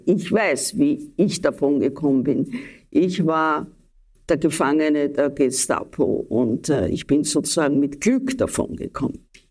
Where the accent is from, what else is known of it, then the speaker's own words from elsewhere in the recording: Vienna, Austria; ich bin eine Wienerin der zweiten oder dritten Generation